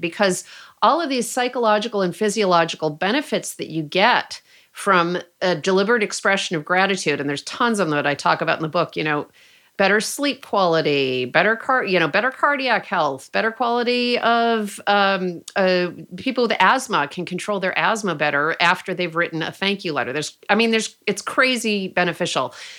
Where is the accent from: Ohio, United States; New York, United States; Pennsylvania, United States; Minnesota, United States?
New York, United States; Rochester; moved away as an adult; now in Oakland, United States; my hometown of Rochester, New York